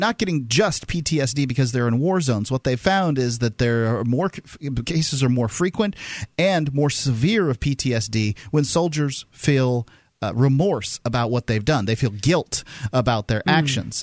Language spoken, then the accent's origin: English; the South, United States; I'm from the South